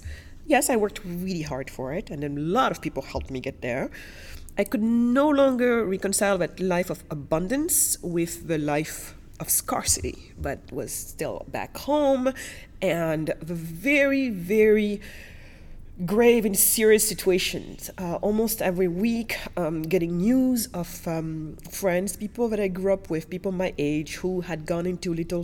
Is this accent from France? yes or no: yes; France; also born or lived in Senegal / Germany; So basically, I was born in Senegal, west coast of Africa. And then my family moved us to Germany. And then after Germany, we moved to France. So I was primarily educated in France.